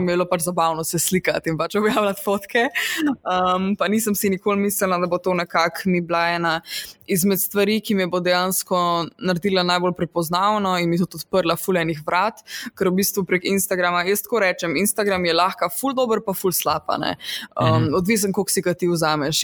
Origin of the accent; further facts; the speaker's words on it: Radeče, Lower Sava, Slovenia; moved away; jaz prihajam iz enega zelo mehkega kraja na, mhm. v Posavju